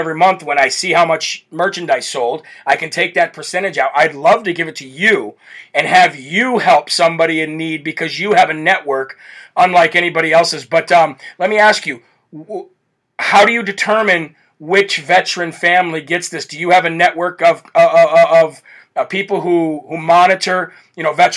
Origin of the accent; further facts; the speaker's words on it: Midwest, United States; I grew up in the Midwest